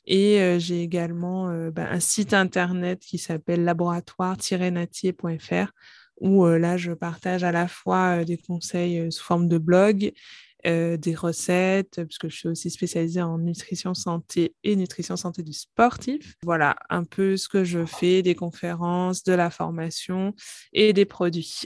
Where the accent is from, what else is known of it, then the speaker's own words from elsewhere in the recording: Guadeloupe; moved away as an adult; also born or lived in Paris; je suis originaire de la Guadeloupe j'ai fait mes études de pharmacie à Paris